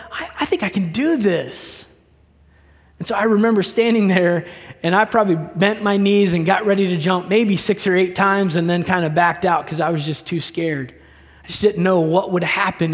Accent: Delaware, United States; I grew up in the state of Delaware.

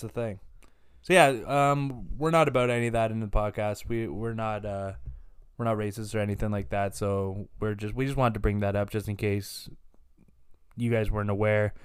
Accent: Canada; We're from Canada

